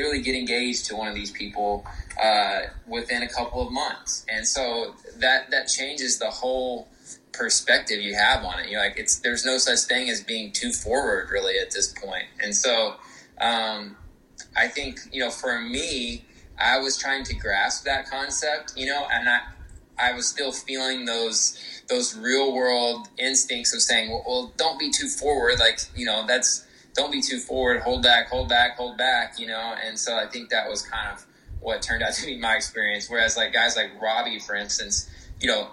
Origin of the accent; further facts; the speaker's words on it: Austin, Texas, United States; moved away; I was from Austin, Texas originally